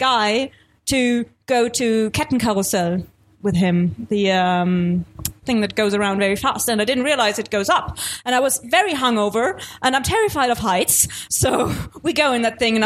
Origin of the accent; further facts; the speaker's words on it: Nuremberg, Bavaria, Germany; moved away as an adult; now in Munich, Germany; I'm originally not from Munich. I'm from Nuremberg